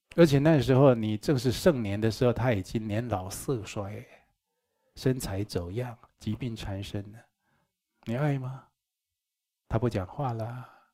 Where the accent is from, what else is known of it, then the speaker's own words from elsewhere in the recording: Taichung, Taiwan; 我从小住在台中殡仪馆对面，我在那里长大的